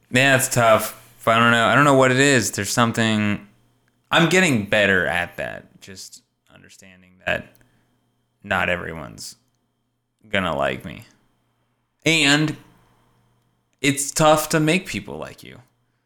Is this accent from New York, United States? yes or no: yes; New York, United States; My mom, well, I grew up in New York, but my mom is from blah, blah, blah, and from here.